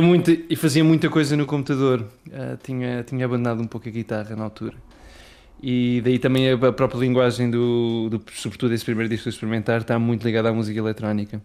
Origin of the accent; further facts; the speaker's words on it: Faial, Azores, Portugal; moved away as an adult; also born or lived in Pico; Eu nasci no Feial, sim. Ok. Uh, porque a minha mãe vivia lá